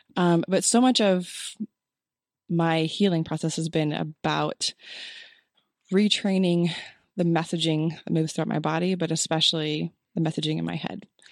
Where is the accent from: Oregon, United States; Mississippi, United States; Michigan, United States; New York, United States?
Oregon, United States; moved away as an adult; also born or lived in Illinois / Texas; now in Utah, United States; born in Illinois, raised in Oregon, so mountain girl